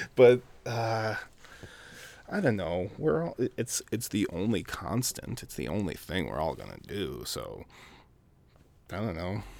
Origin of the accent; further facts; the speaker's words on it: Minneapolis, Minnesota, United States; also born or lived in South Dakota / Phoenix; I was born in South Dakota, raised in Minneapolis, uh, lived in the Twin Cities for thirty years